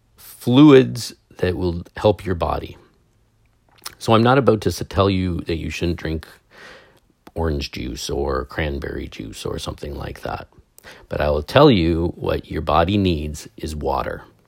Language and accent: English; Canada; I'm a Canadian